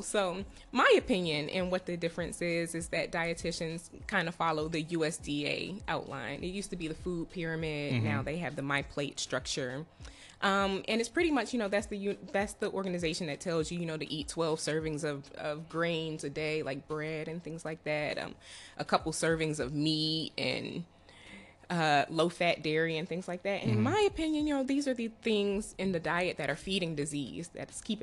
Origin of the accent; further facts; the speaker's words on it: Prince George's County, Maryland, United States; also born or lived in Baltimore, Maryland; So I'm from Maryland. I'm from PG County. I grew up in PG County